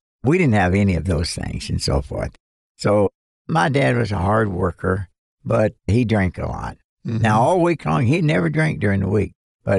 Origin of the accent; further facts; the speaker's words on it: Western Kentucky, United States; I was born and raised in Western Kentucky. My dad was a coal miner, and I've often told people when I was born on May the 30th, 1933, I was born into abject poverty.